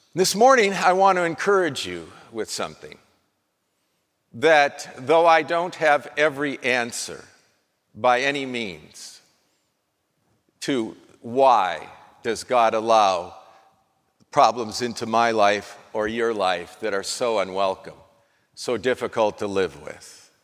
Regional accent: North Dakota, United States; Well, I'm from North Dakota. I was born in North Dakota

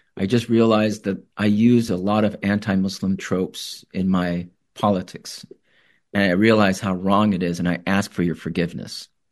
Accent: Tempe, Arizona, United States; moved away as an adult; also born or lived in Iraq / California; I grew up in Tempe, Arizona.

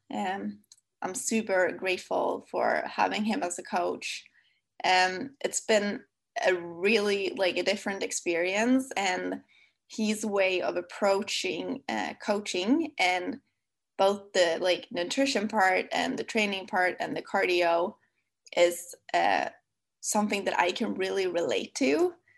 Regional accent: Sweden; accent: Swedish; English is a second language; my lovely Swedish accent

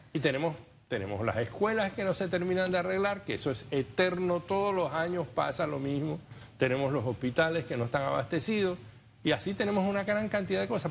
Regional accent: Panama

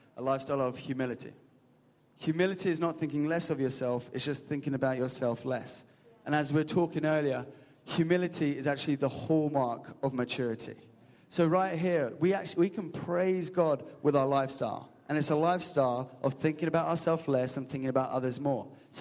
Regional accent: England, United Kingdom; A majority of us in this room are English. And we know we're English, we're reserved

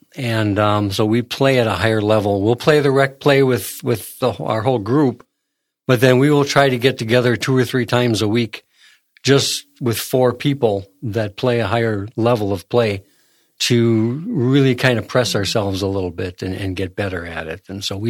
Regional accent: Arkansas, United States; I'm from Arkansas.

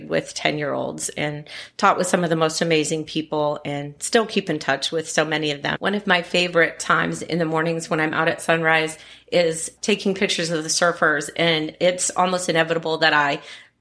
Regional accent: Wapakoneta, Ohio, United States; now in Topsail, United States; I was born and raised in Ohio. Okay. I was born in a small town called Wapakoneta, Ohio, home of Neil Armstrong

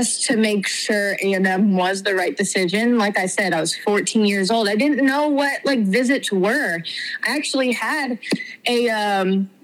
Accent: Houston, Texas, United States; growing up in Houston, Texas

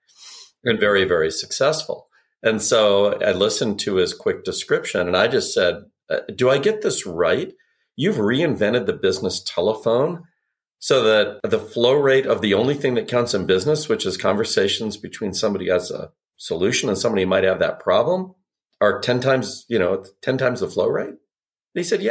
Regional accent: Arizona, United States; moved away; I grew up in Arizona

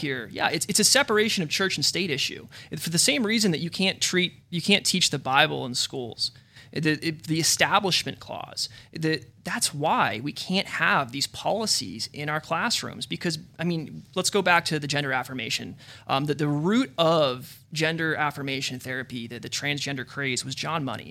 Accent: Arizona, United States; I don't even live in California. I mentioned earlier, I'm from Arizona

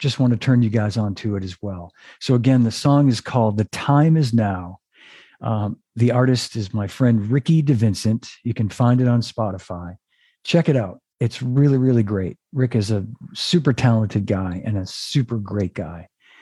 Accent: Melrose, Massachusetts, United States; We grew up together in Melrose, Massachusetts

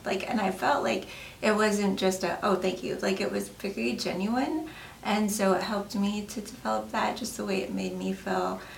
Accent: Colorado, United States; now in Wyoming, United States; I'm originally from Colorado

